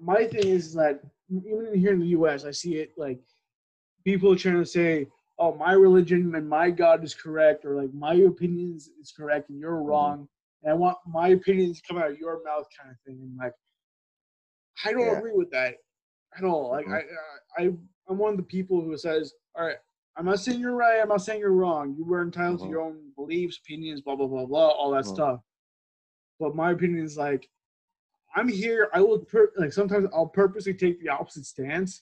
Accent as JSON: {"language": "English", "town": "Los Angeles", "region": "California", "country": "United States", "tie": "born or raised there", "also_born_or_lived": "New York", "said": "I was born in Los Angeles, California, spent most of my life here in California, moved to New York for like 7 years and then came back"}